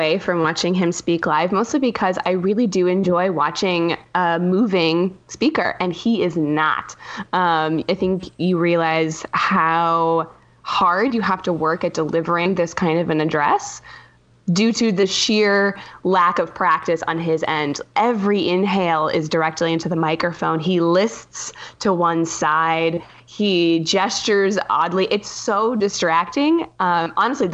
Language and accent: English; Eugene, Oregon, United States; moved away; also born or lived in New York; I'm originally from Eugene, Oregon. I'm a West Coast gal